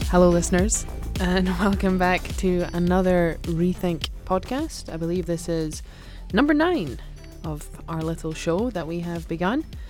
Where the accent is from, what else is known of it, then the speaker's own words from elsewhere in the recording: Aberdeen, Scotland, United Kingdom; I grew up with a home team, and I grew up in Aberdeen